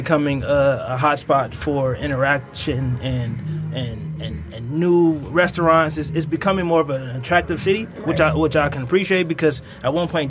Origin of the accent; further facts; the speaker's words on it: Detroit, Michigan, United States; from a person who's born and raised in Detroit